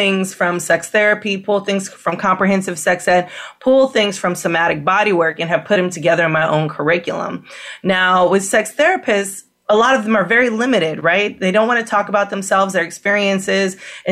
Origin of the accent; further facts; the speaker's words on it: San Francisco, California, United States; moved away; I'm from San Francisco.